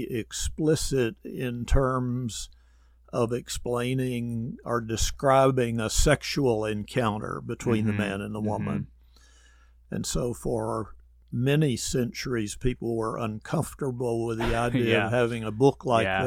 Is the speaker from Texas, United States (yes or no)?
yes; Texas, United States; I grew up in Texas in a small town about 30 miles east of Dallas.